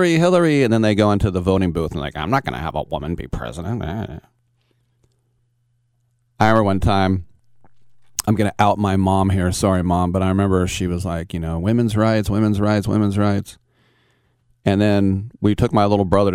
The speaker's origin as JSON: {"language": "English", "town": "Berkeley", "region": "California", "country": "United States", "said": "I'm from the Berkeley area"}